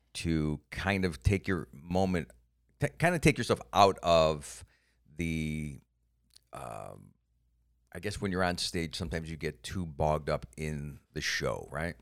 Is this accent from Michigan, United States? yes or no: no; Cleveland, Ohio, United States; moved away; also born or lived in Iowa; I came from Cleveland